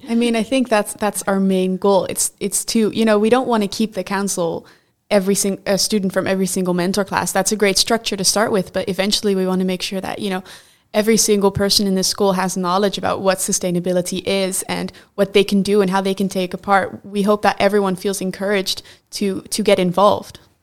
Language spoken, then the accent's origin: English; Netherlands; I'm from the Netherlands